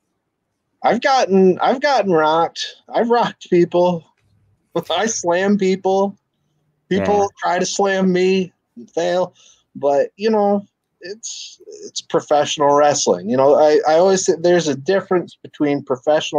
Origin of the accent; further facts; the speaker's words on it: Saginaw, Michigan, United States; moved away as an adult; also born or lived in Mount Pleasant, Michigan; now in Lansing, United States; originally, I'm from Saginaw, just not too far. Lived there, went off to college at Central